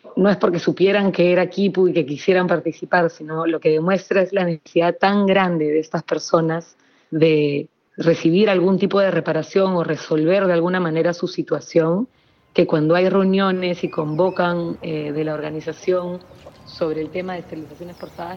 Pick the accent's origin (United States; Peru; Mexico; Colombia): Peru; Lima; yo soy de Lima